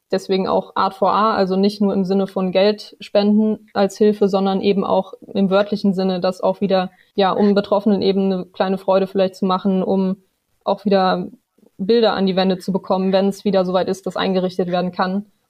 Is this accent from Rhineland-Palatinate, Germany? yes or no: yes; Bad Neuenahr-Ahrweiler, Rhineland-Palatinate, Germany; moved away as an adult; now in Marburg, Germany; ich komme ursprünglich aus Ahrweiler, bin da geboren, aufgewachsen, meine Familie lebt dort